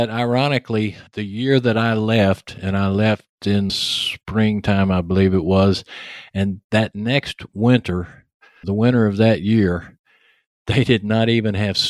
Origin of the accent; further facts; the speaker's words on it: Texas, United States; accent: heavy Texas; then I come on as the host with this heavy Texas accent.